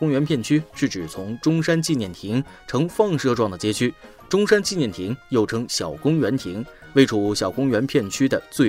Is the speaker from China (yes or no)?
yes; Shantou, Guangdong, China; 这个谐音梗笑话就提到了我的家乡汕头